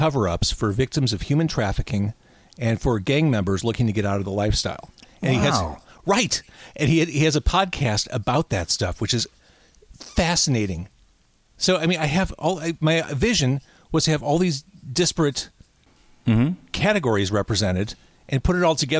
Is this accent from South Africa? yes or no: no; Chicago, Illinois, United States; also born or lived in Skokie, Illinois; I grew up in Chicago, in Rogers Park, Edgewater. Born at Edgewater Hospital